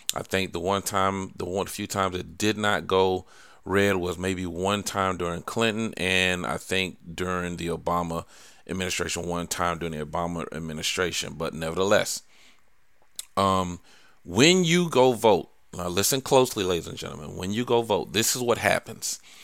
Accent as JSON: {"language": "English", "town": "Savannah", "region": "Georgia", "country": "United States", "tie": "born or raised there", "said": "I was born in Savannah, Georgia"}